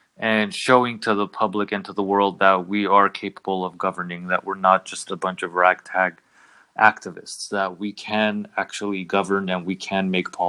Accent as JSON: {"language": "English", "area": "Los Angeles area", "region": "California", "country": "United States", "tie": "born or raised there", "also_born_or_lived": "Paris, France", "moved": "as an adult", "lives_now": "Armenia", "said": "I was born in Paris. I spent the first 6 years of my life in Paris. My parents are from Iran, so we're Persian Armenian. But we moved to the Los Angeles area when I was around"}